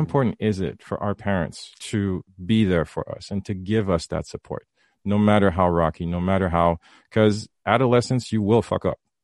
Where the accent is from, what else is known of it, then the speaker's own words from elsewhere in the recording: Haiti; I was raised in the Caribbean, raised Haitian